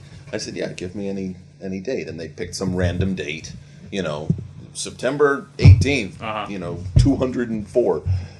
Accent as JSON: {"language": "English", "area": "Penobscot", "region": "Maine", "country": "United States", "said": "Where am I from? Penobscot. Maine."}